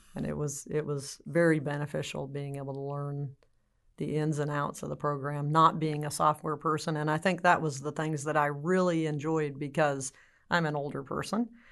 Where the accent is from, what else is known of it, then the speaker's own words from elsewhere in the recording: California, United States; now in Texas, United States; am from California originally, but I've been in Texas for a very, very long time, so I should be considered a Texan